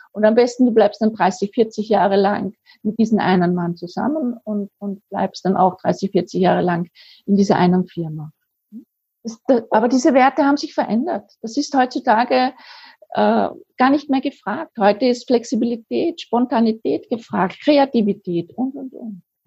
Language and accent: German; Vienna, Austria; now in Lower Austria, Austria; wie man bei uns in Wien sagt, auch wenn ich jetzt in Niederösterreich wohne, ich bin ja Wienerin